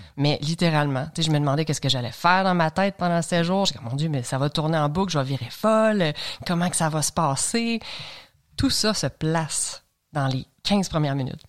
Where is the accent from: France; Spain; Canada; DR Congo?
Canada; L'Assomption, Quebec; De Lanaudière, je viens de l'Assomption. Donc, euh, on avait un chalet à Saint-Zénon, mais euh, je, suis né et j'ai grandi à l'Assomption